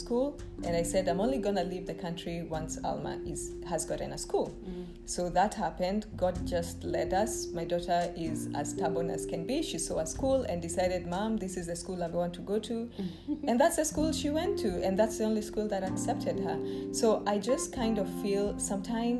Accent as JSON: {"language": "English", "country": "Kenya", "moved": "as an adult", "lives_now": "Rome, Italy", "said": "upping and leaving my home country"}